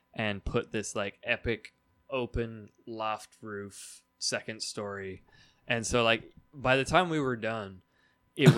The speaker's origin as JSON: {"language": "English", "town": "White Salmon", "region": "Washington", "country": "United States", "tie": "born or raised there", "also_born_or_lived": "Utah / Portland / Milan", "said": "I grew up in White Salmon, Washington"}